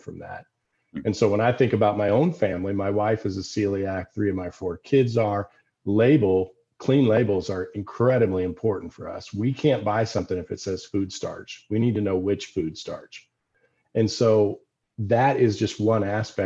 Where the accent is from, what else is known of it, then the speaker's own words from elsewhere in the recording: Decatur, Illinois, United States; I worked on those farms growing up in Decatur, Illinois.